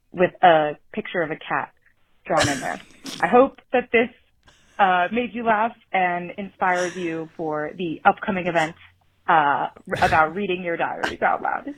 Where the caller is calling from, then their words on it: Denver, Colorado, United States; I'm calling from Cap Hill for the Teenage Angst Hotline